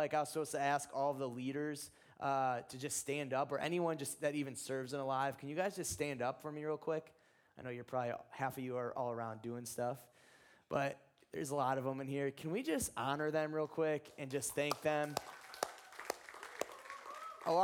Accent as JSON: {"language": "English", "region": "Ohio", "country": "United States", "said": "I'm from Ohio."}